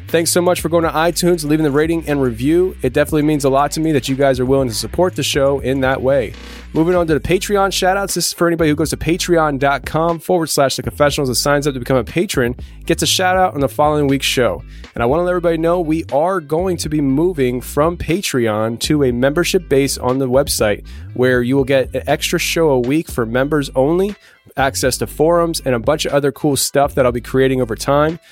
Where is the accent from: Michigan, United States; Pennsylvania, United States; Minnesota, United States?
Pennsylvania, United States; my home state of Pennsylvania